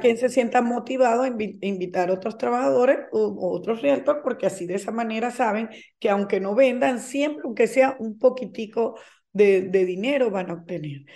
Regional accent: Venezuela; moved away as an adult; now in Florida, United States; yo soy venezolana de nacimiento, eh, tengo 23 años viviendo en Estados Unidos, específicamente en la Florida

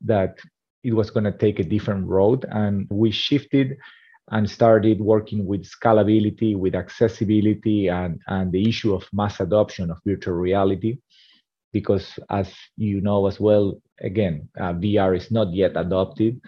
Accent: Argentina; also born or lived in India; now in San Francisco, United States; I'm originally from Argentina, and now today living in San Francisco, California.

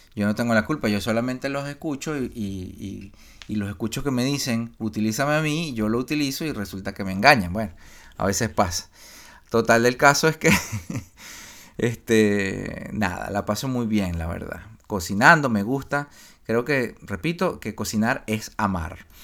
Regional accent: Barquisimeto, Lara, Venezuela; moved away as an adult; yo me fui de la, de de Barquisimeto, de mi casa, qué sé yo, a los 20 años, 19 por ahí

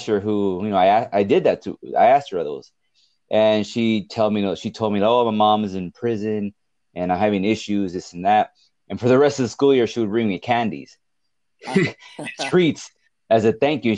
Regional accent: Richgrove, California, United States; also born or lived in Bakersfield, California / Fresno, California; I was raised in Richgrove, which is by Delano

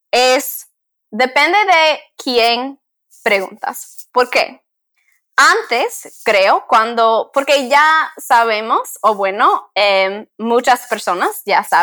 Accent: Dominican Republic; now in United States; Yo no puedo decir nada en la RD porque ya no soy dominicana

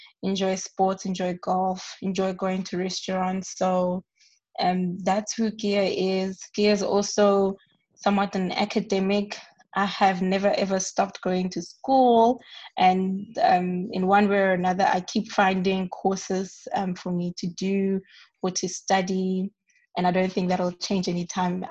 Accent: Hammanskraal, Gauteng, South Africa; moved away as an adult; I grew up in Hammanskraal, a township that's just north of Pretoria.

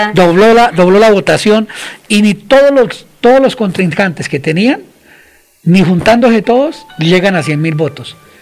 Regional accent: Colombia; somos nosotros los colombianos

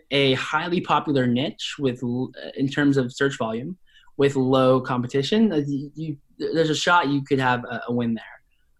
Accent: Spokane, Washington, United States; So I was raised in Spokane, Washington, and Spokane, Washington is more or less a working class city in Eastern Washington.

